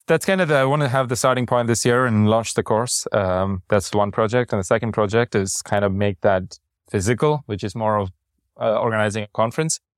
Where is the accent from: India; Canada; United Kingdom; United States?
India; Chennai, Tamil Nadu; moved away; I'm from Chennai and we have our food